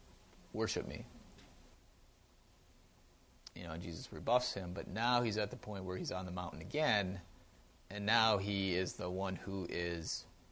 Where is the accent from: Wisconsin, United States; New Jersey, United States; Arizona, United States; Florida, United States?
Wisconsin, United States; Wausau; Wausau, Wisconsin, my hometown.